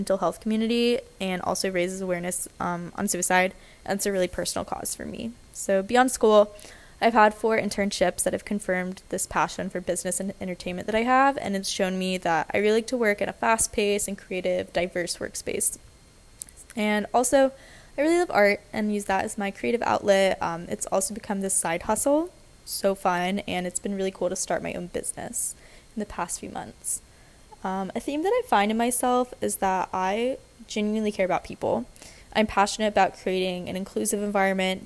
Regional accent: Atlanta, Georgia, United States; moved away as an adult; now in Nashville, United States; I'm from Atlanta and I moved to Nashville about 3 years ago to start at Vanderbilt University

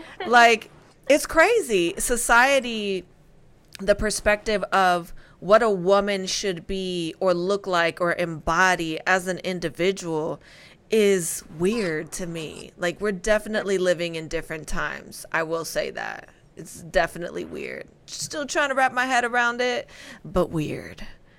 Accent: Spain; I mean, listen, it's no secret. I'm from Spain. I love to cook.

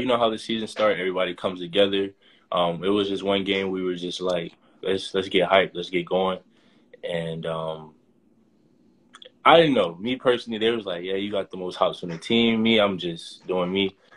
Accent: Boynton Beach, Florida, United States; moved away as an adult; now in Rhode Island, United States; I'm from Boynton Beach, Florida. South Florida mainly

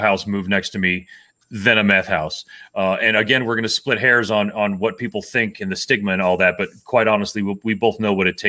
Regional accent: Miami, Florida, United States; also born or lived in Texas; now in Lakewood, United States; I'm from Miami

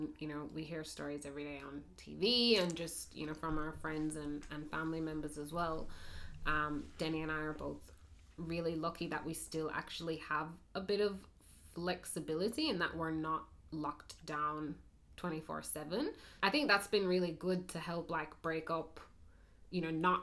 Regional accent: Jamaica; moved away as an adult; now in Australia; I am Jamaican born and I came to Australia

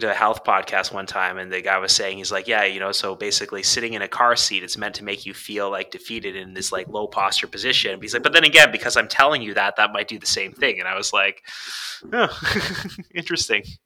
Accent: Canada; I'm from Canada

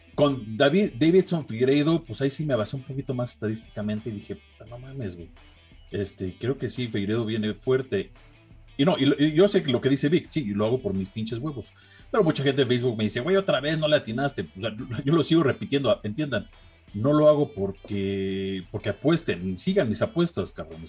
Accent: Mexico; yo iba a Brandon como mexicano

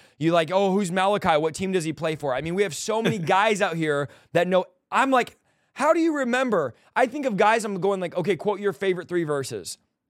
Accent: California, United States; Now, I'm from California, but I don't play around.

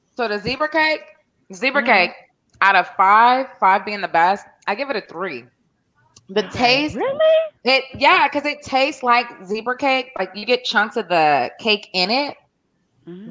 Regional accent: North Carolina, United States; when I grew up in North Carolina, I used to see cotton fields.

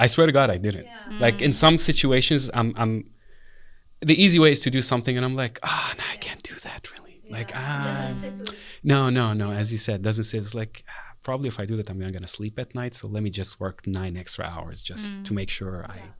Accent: Lebanon; moved away; Our asset was our language in this place, you know, which I never thought when I came from Lebanon that me speaking Arabic, French, and English was a thing.

